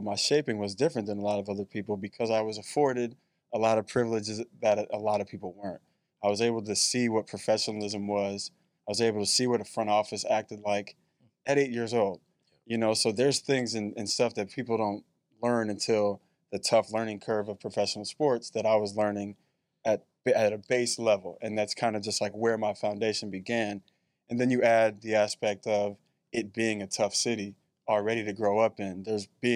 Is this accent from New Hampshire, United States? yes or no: no; Chicago, Illinois, United States; born or raised there; moved away; also born or lived in Bay Area, California